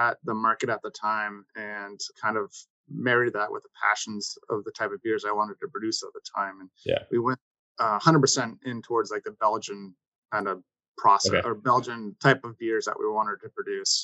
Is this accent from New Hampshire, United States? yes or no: yes; New Hampshire, United States; moved away as an adult; also born or lived in Boston area, Massachusetts; now in Boston, United States; I grew up in New Hampshire and I went to University of New Hampshire for undergrad